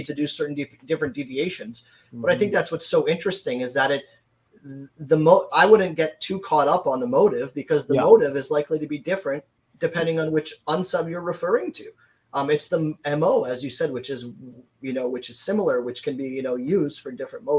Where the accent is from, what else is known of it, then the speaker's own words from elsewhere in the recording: Canada; because I'm from Canada, I've been looking into a lot of Canadian cases.